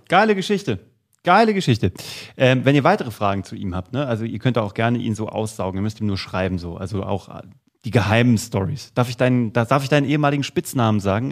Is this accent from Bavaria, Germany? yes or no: no; Kassel, Hesse, Germany; ich komme aus Kassel und ähm, habe früh mit der Zauberei begonnen. Mit acht Jahren war ich in einer äh, Kinder- und Jugendzauberschule der Stadt Kassel